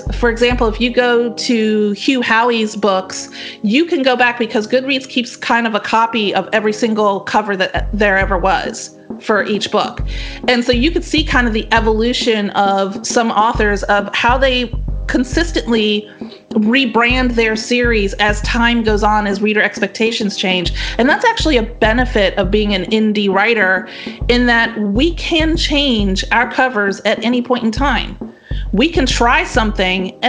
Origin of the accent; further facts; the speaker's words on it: the South, United States; I'm from the South, which is true